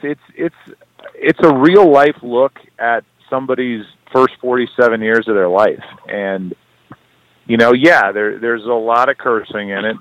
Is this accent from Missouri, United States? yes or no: yes; St. Louis, Missouri, United States; I'm proud to be from St. Louis